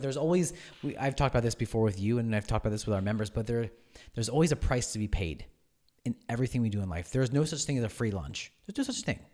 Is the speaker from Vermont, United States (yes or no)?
no; Oxford, Pennsylvania, United States; I grew up in Oxford. I went to Oxford, uh, for high school